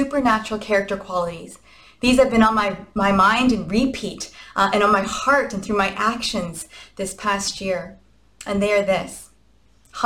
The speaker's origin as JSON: {"language": "English", "country": "Canada", "said": "we are Canadian after all"}